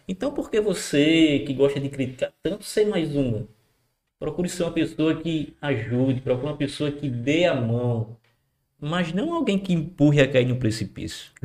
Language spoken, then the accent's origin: Portuguese; Macau, Rio Grande do Norte, Brazil; É a cidade onde nós nascemos, onde nós crescemos